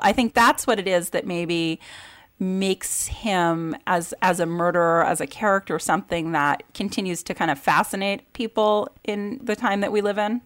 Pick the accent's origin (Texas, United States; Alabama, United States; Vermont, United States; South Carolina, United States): Vermont, United States; I grew up in Vermont with limited media access